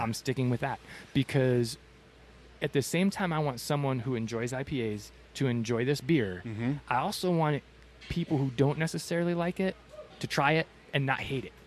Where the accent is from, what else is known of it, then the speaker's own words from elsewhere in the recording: Michigan, United States; now in Tucson, United States; I'm originally from Michigan